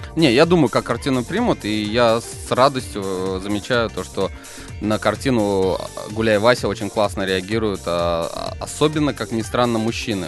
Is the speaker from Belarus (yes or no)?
no; Ufa, Bashkortostan, Russia; в городе Уфе, в моем родном городе, в Башкортостане